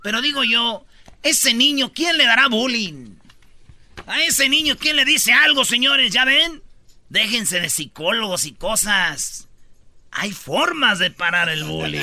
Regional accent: Mexico; somos los papás mexicanos

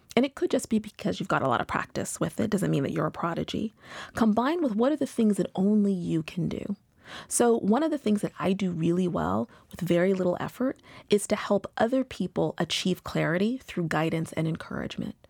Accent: Pacific Northwest, United States; moved away as an adult; also born or lived in Seattle / Boston; now in New York, United States; I'm originally from the Pacific Northwest.

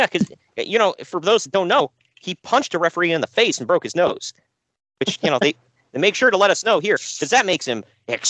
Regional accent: Dayton, Ohio, United States; I'm your first host, lifelong wrestling fan, former radio guy, cat dad, and I hail from Dayton, Ohio, USA.

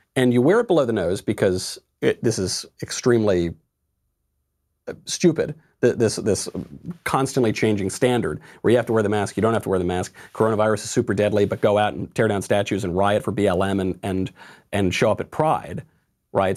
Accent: Mount Kisco, New York, United States; In my hometown, in, in the town of my birth, Mount Kisco, New York

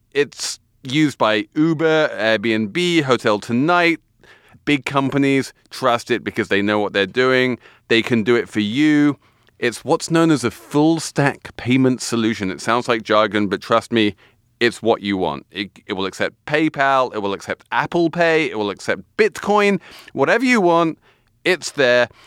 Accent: England, United Kingdom; moved away; being English

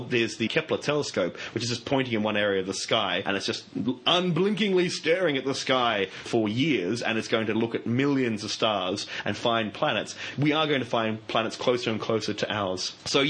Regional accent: Brisbane, Queensland, Australia; I was born right here in Brisbane

